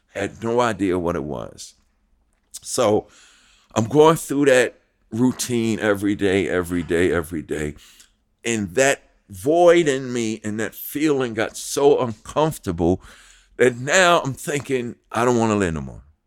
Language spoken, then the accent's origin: English; New York City, New York, United States; moved away; also born or lived in New Jersey; from Hollis, Queens, New York.